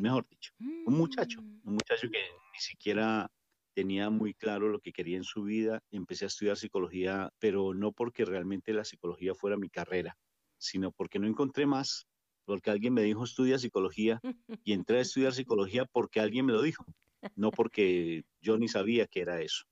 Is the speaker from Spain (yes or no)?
no; Colombia; moved away; nosotros somos psicólogos titulados de Colombia